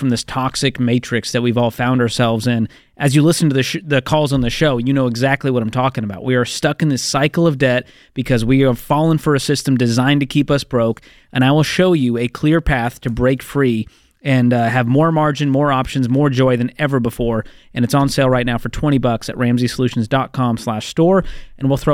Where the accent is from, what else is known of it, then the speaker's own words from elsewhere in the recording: Boston, Massachusetts, United States; moved away; my hometown, Boston, Massachusetts